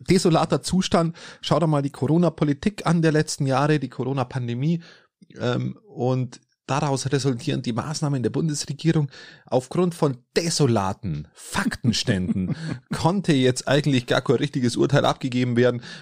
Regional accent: Steingaden, Bavaria, Germany; bei meiner äh, in meinem Heimat, Heimatort Steingarten

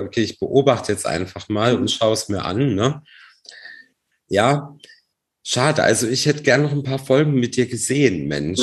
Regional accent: Baden-Baden, Baden-Württemberg, Germany; ich bin aus Baden-Baden

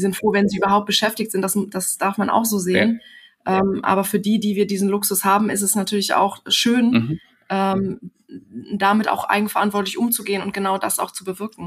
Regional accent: Germany; uns Deutsche

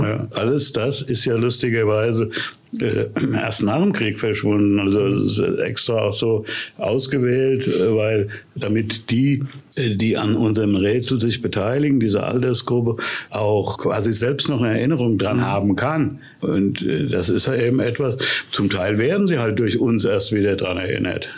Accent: Wiesbaden, Hesse, Germany; ich bin ja in Wiesbaden zur Schule gegangen

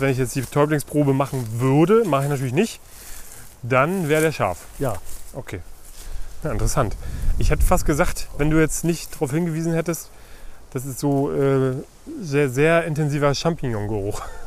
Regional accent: Brandenburg, Germany; hier bei uns in Brandenburg

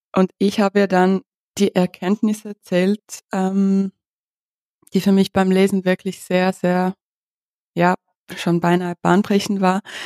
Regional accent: Ukraine; moved away; Ich bin ja aus der Ukraine

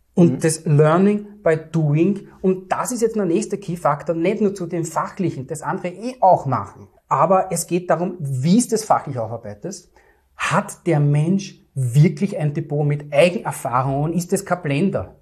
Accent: Vienna, Austria; Ich komme aus Wien, aus dem dritten und elften Wiener Gemeindebezirk

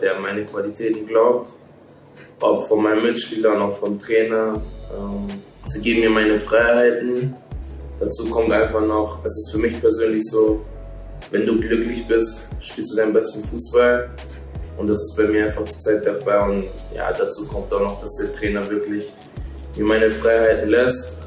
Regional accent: Hanover, Lower Saxony, Germany; now in Lustenau, Austria; wir in Hannover

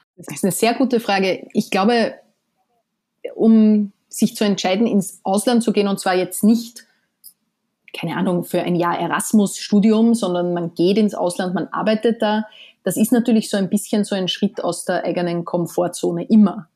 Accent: Austria; moved away as an adult; now in New York, United States; man ist ja als Österreicherin

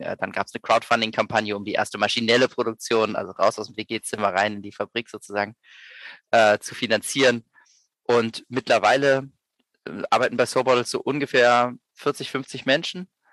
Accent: Berlin, Germany; moved away as an adult; also born or lived in Vienna; Ich komme ursprünglich aus Berlin, bin dann äh, zum Studieren nach Wien gegangen

